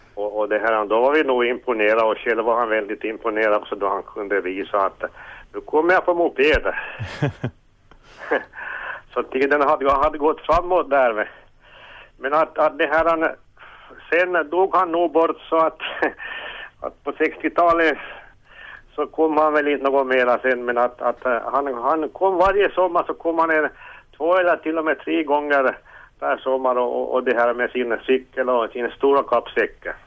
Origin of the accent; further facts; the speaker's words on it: Petalax, Ostrobothnia, Finland; also born or lived in Smedsby; Jag är ju uppväxt i Petalax